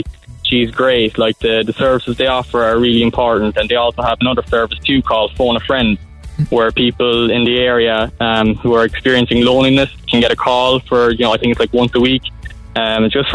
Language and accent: English; Ballydehob, Munster, Ireland; I'm from Ballyhob myself